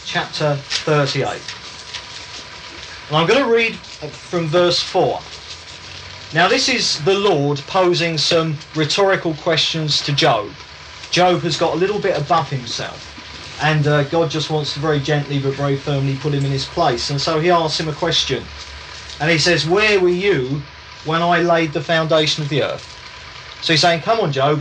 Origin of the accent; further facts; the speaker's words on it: England, United Kingdom; I'm English, I was brought up in England.